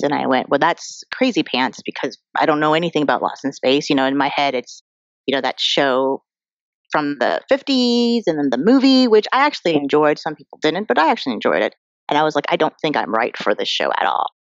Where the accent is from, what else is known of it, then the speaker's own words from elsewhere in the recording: Colorado, United States; I'm an Asian American girl who grew up in Colorado.